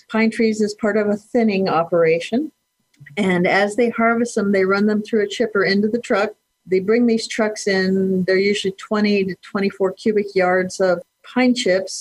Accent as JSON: {"language": "English", "town": "Kearney", "region": "Nebraska", "country": "United States", "tie": "born or raised there", "moved": "yes", "lives_now": "Chadron, United States", "said": "I grew up in Kearney, Nebraska, which is south central Nebraska along the Platte River"}